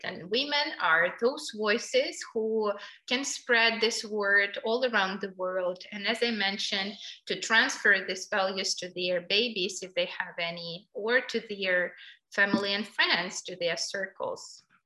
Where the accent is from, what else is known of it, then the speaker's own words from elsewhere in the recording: Kyiv, Ukraine; I'm from Kiev and I really love my city